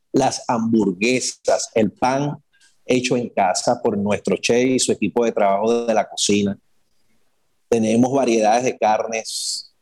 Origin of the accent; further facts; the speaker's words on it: Caracas, Capital District, Venezuela; moved away as an adult; also born or lived in Guarenas, Venezuela; now in Dominican Republic; soy de Caracas, la parroquia Caricuao, residenciado en, Guarenas